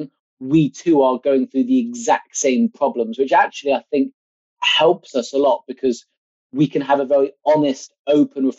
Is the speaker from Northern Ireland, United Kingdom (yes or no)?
no; Exeter, South West England, United Kingdom; moved away; also born or lived in Southampton; I'm from Exeter in sunny Devon.